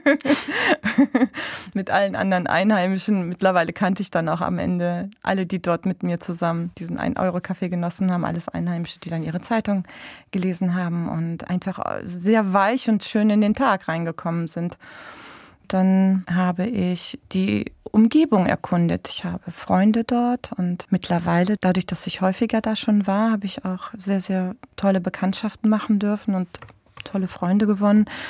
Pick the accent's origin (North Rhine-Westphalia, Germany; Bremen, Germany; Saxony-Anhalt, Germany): Bremen, Germany; Ich bin in Bremen geboren. Ich bin Bremerin mit türkischen Wurzeln.